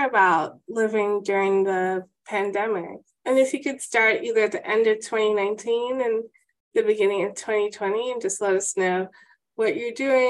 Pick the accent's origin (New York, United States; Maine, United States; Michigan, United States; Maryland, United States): New York, United States; New York City; I grew up in Jamaica, Queens.